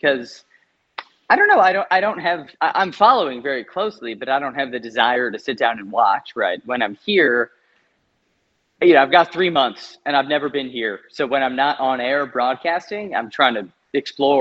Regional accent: United States; moved away as an adult; also born or lived in Chicago; now in Australia; as an American

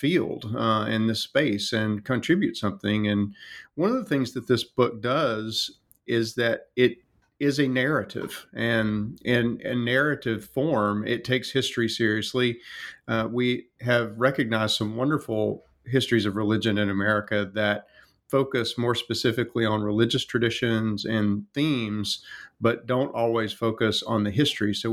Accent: North Carolina, United States; moved away; also born or lived in Tennessee; I come from North Carolina

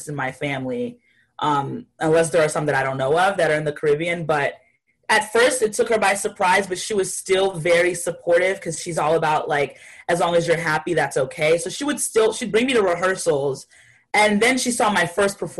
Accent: Florida, United States; also born or lived in Haiti; I come from a small town in Florida. I was born in Haiti, but I grew up in Florida at the age of 5 going on.

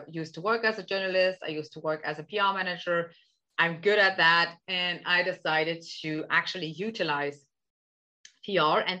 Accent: Germany; now in Netherlands; I'm originally from Germany. I live in the Netherlands

